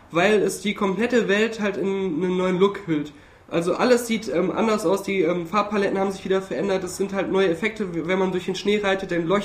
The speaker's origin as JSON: {"language": "German", "town": "Hürth", "region": "North Rhine-Westphalia", "country": "Germany", "said": "zumindest in der, in der Kölner Gegend oder da auch aus Hürth, wo ich herkomme, da machen die Kinder das schon, dass sie auch so rumgehen."}